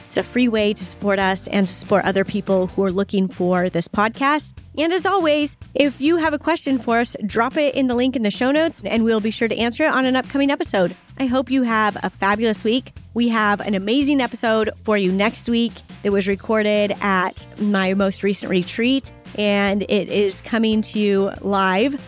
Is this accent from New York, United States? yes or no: no; Boise, Idaho, United States; We're from Boise.